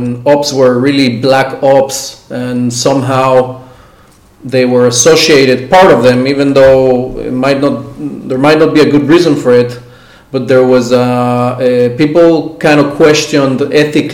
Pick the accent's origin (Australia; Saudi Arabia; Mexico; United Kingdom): Mexico; now in Israel; I grew up in Mexico, so I had access to all the American media